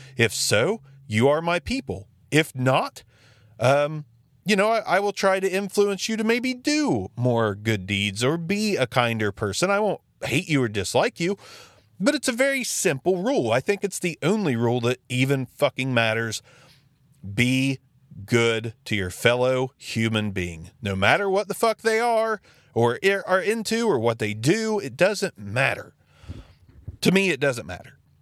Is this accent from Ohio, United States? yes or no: yes; Jackson, Ohio, United States; my hometown, Jackson City Library. It is one of the most fantastic resources we have in the small town of Jackson, Ohio